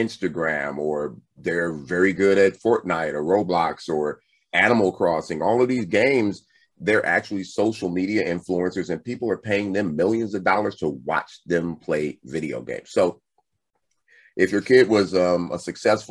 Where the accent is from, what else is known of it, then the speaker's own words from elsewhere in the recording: Compton, California, United States; growing up in Compton